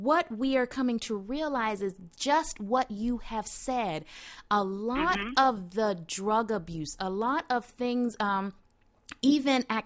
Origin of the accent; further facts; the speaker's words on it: the South, United States; I'm from the South